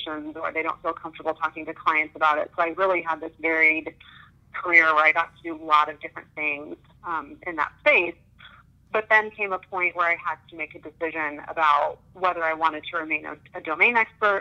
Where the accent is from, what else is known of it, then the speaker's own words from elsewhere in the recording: Manhattan, Kansas, United States; also born or lived in Minnesota / Texas; now in Kansas City, United States; I grew up in Manhattan, Kansas, actually, which is just a couple of hours west of here, a little college town. And I was born and raised there.